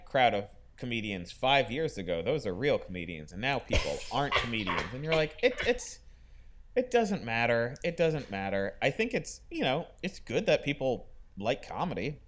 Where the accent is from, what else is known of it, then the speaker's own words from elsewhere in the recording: Florida, United States; growing up in Florida